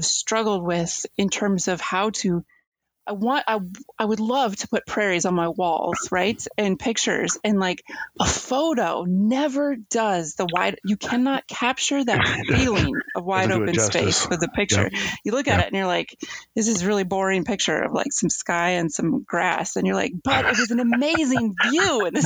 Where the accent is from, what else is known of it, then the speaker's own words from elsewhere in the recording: Missouri, United States; moved away as an adult; also born or lived in Nebraska; I grew up in Missouri